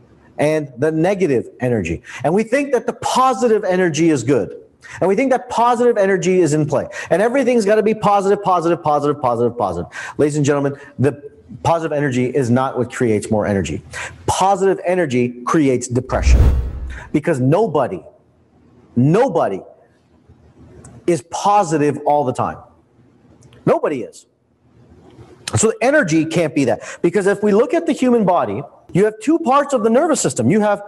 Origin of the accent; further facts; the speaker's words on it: India; I'm Indian. Like, this is part of our genetics, right?